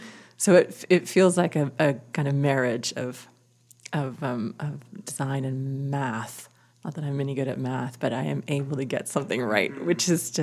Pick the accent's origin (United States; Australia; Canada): Canada; the Prairies; also born or lived in Vancouver; And I'm a prairie kid. I was born in Vancouver, but I am a prairie kid. So what I bring is guided by that, whether I like it or not. Big open sky, tons of space, imagination.